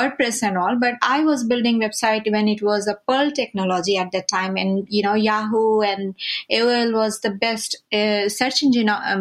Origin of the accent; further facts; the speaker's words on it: India; I'm from India